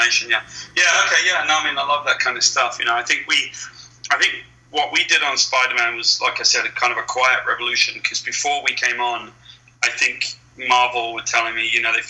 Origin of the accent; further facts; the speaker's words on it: West Country, South West England, United Kingdom; moved away as an adult; now in United States; I grew up in the West Country. I grew up on a farm